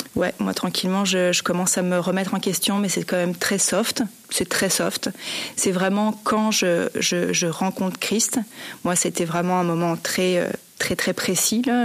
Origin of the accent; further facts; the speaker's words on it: Montreal, Quebec, Canada; j'étais de Montréal